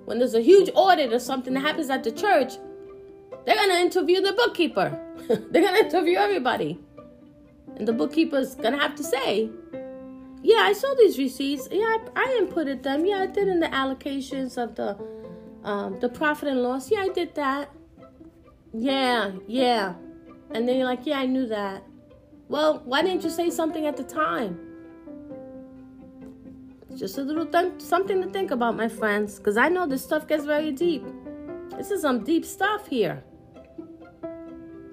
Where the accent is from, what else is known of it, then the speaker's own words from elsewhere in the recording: Puerto Rico; I'm Puerto Rican